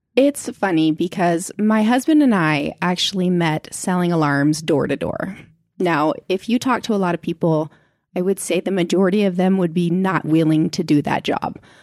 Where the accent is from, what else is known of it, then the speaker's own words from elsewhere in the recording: Indiana, United States; moved away as an adult; also born or lived in Seattle, Washington / Arizona; now in Utah, United States; In Seattle, Washington until I was ten. And then we moved to Indiana